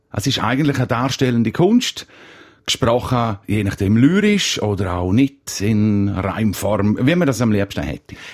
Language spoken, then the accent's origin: German; Graubünden, Switzerland; Ich als Bündner habe den Vorteil, dass ich schnell reden weil halt schon ein bisschen ein Steinbock-Bonus da ist.